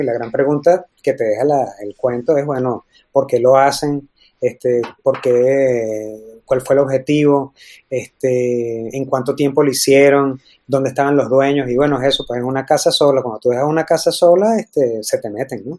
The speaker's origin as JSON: {"language": "Spanish", "country": "Venezuela", "said": "como venezolanos"}